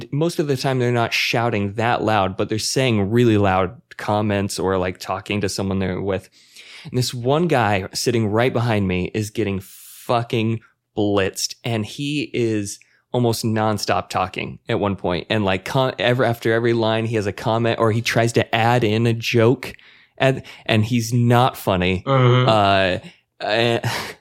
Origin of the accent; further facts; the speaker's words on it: Utah, United States; I'm white boy from Utah